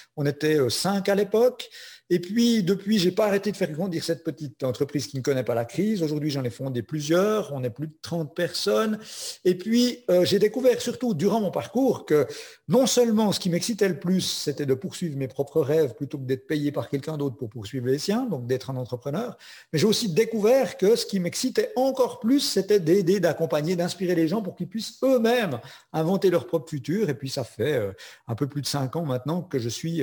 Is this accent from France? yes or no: no; Switzerland; Je suis suisse, j'ai un petit accent, mais mon papa est français